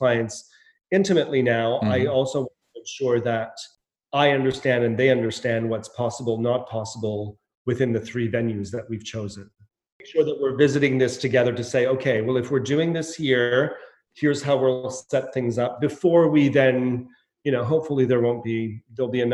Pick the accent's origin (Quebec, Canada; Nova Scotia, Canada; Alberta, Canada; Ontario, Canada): Nova Scotia, Canada; moved away as an adult; also born or lived in Montreal; now in London, United Kingdom; This is my hometown